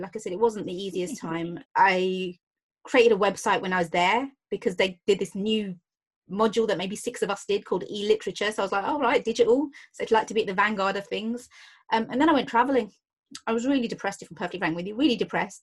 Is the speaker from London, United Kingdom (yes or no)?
yes; London, United Kingdom; I grew up in Hayes um, in Hillingdon, so West London